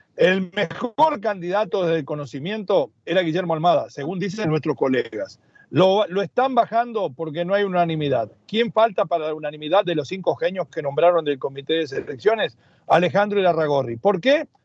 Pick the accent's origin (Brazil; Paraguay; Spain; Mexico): Mexico; somos los mexicanos